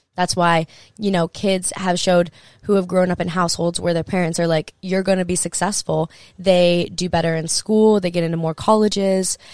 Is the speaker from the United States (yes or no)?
yes; Hawaii, United States; I grew up in Hawaii.